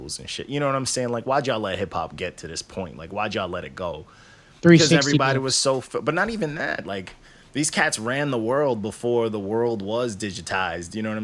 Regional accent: Long Island, New York, United States; also born or lived in Canada / Queens; I was born in Canada, but I grew up on Long Island. I grew up like around Queens. I grew up Elmont and Bethpage

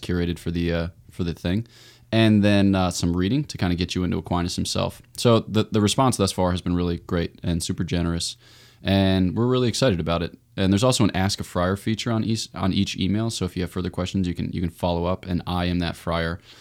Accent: Newtown, Pennsylvania, United States; I was born in Newtown, Pennsylvania, outside of Philly

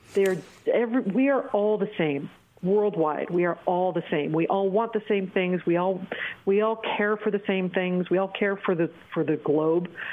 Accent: Oregon, United States; moved away as an adult; also born or lived in Los Angeles; now in Bangkok, Thailand; my home state of Oregon

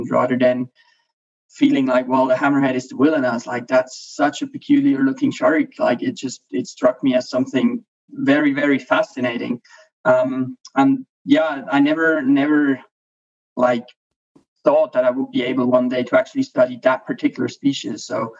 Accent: Switzerland; also born or lived in Bimini, Bahamas; Yeah, I'm from Switzerland.

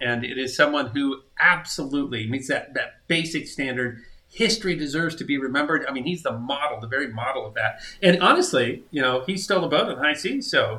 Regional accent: South Dakota, United States; I grew up in South Dakota

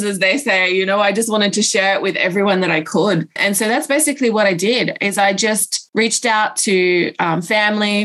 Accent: Australia; now in Pacific Islands; even though I'm from Australia, I actually live over in the Pacific Islands

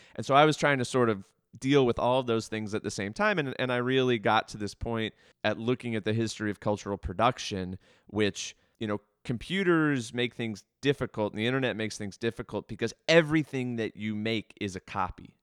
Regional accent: Baltimore, Maryland, United States; I grew up here in Baltimore. I grew up in the county.

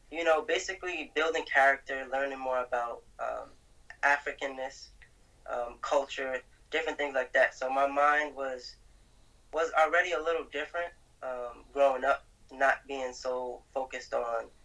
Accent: Brooklyn, New York, United States; Brooklyn, New York. I'm 20 now. Um, I got about five siblings, I think.

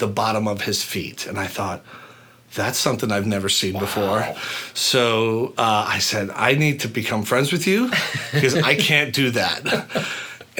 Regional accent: Boston, Massachusetts, United States; the youngest of eight kids, growing up in Massachusetts

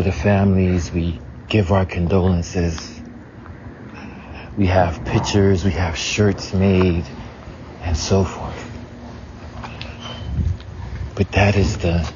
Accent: the South, United States; growing up in the South, you know, we have a lot of open roads and stuff

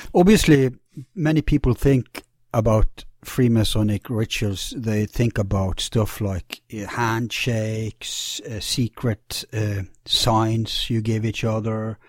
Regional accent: Bergen, Vestland, Norway; my hometown Bergen

